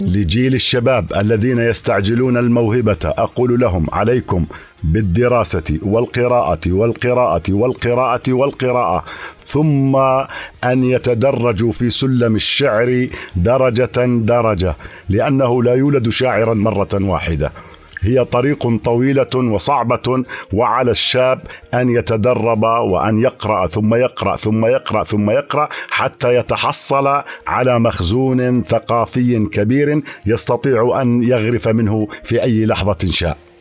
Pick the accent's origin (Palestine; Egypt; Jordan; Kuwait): Jordan; Al-Nu'aymah, Irbid Governorate; أنا من مواليد عام 1968 في بلدة النعيمة